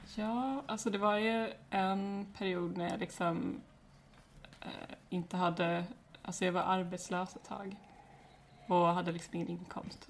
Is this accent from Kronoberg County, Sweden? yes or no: yes; Växjö, Kronoberg County, Sweden; also born or lived in Alvesta; jag är från Växjö. Eller jag är egentligen uppvuxen utanför Växjö, och sen, eh, ja, jag har bott i Alvesta och Växjö